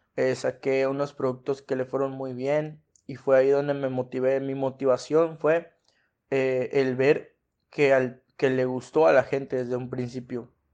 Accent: Mexico; como mexicanos

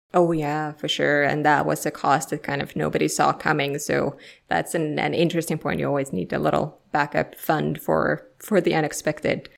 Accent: Finland; English is a second language; moved away; I'm originally from Finland, so uh, you know nobody speaks my language, so I kind of have to speak everybody else's language

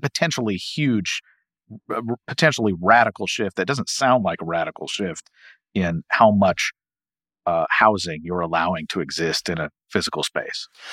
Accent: Louisville, Kentucky, United States; I'm from Louisville

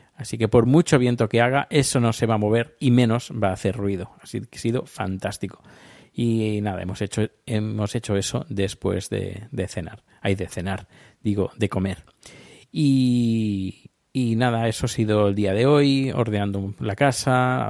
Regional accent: Spain; yo soy de España

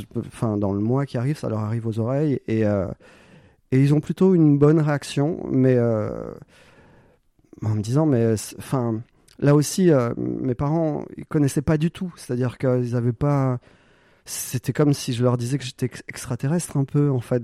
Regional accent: Corsica, France; moved away; also born or lived in Paris / Montpellier; je suis corse. je viens d'un petit village de 80 habitants

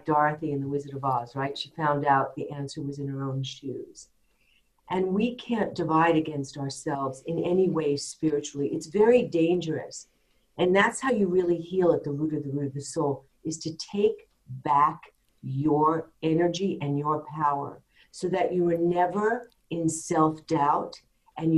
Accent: New York, United States; I'm a New Yorker

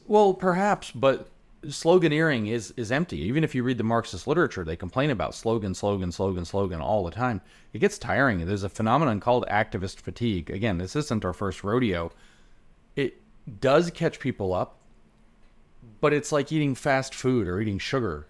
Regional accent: the South, United States

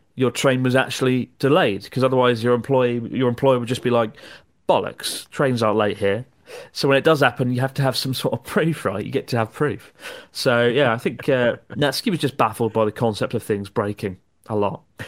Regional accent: United Kingdom; as a British person

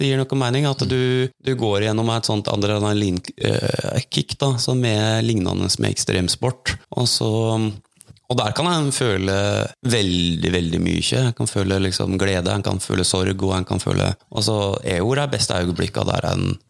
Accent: Hallingdal, Buskerud, Norway; jeg vokste opp i Hallingdal

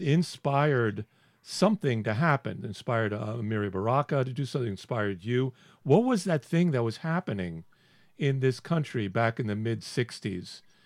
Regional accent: the South, United States; I grew up in the South

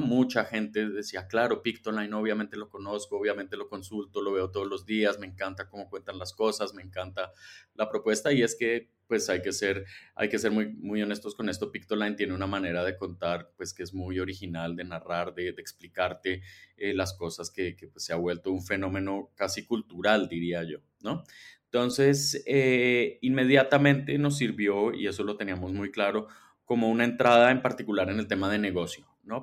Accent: Colombia; moved away as an adult; also born or lived in Mexico City, Mexico; now in Mexico; yo soy colombiano, pero un poco chilango, ya llevo varios, varios años viviendo en México

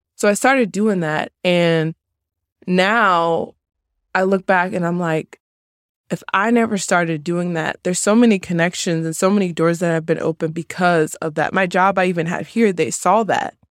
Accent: New Jersey, United States; moved away as an adult; also born or lived in Maryland; growing up in Jersey for eighteen years

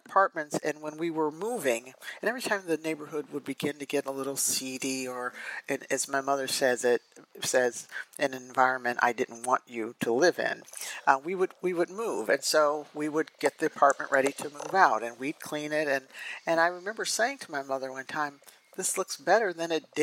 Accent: Cleveland, Ohio, United States; also born or lived in Cincinnati / Toledo; I am a Native Ohioan, as you said. I was born and raised in Cleveland, in the Cleveland area, greater Cleveland area

